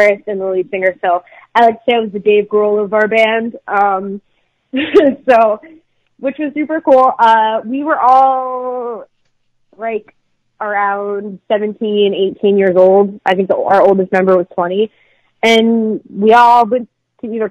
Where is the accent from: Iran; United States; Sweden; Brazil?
United States; Philadelphia, Pennsylvania; I'm actually from Philadelphia